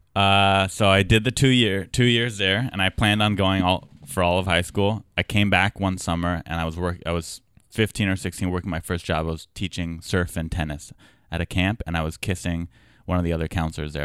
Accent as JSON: {"language": "English", "town": "San Diego", "region": "California", "country": "United States", "said": "I'm from San Diego."}